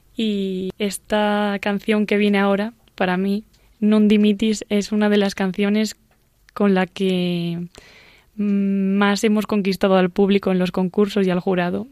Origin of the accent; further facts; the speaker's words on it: Asturias, Spain; viaje a mi tierra, Asturias concretamente